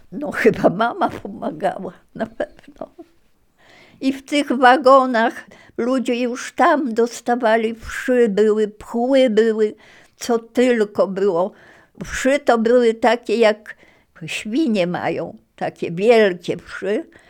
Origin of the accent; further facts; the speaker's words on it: Ziębice, Lower Silesian Voivodeship, Poland; also born or lived in Marianka, near Ternopil (born / now Ukraine) / USSR (deportation, about 6 years) / Kłodzko / Wrocław; ten kościółek był w Ziembicach właśnie, tam gdzie mieszkaliśmy